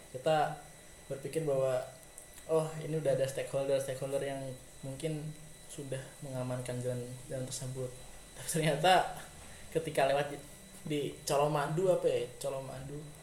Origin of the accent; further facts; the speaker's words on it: Semarang, Central Java, Indonesia; aku sendiri asal kota kebanggaanku Semarang